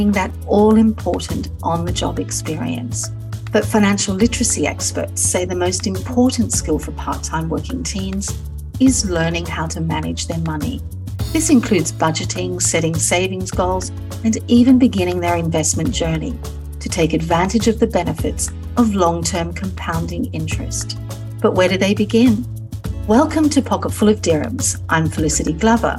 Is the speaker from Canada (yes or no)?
no; Australia; now in United Arab Emirates; when I was 14 and growing up in Australia.